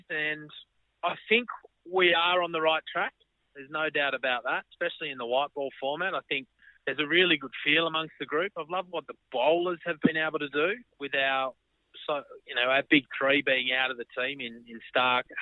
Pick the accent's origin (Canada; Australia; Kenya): Australia; being inside the dressing room and being an Australian cricketer, it's great fun.